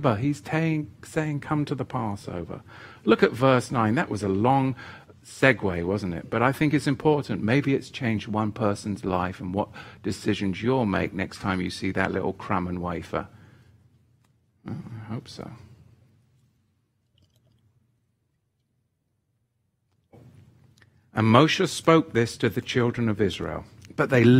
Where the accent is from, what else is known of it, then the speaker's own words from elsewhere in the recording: England, United Kingdom; moved away as an adult; when I was a boy growing up in England with the Church of England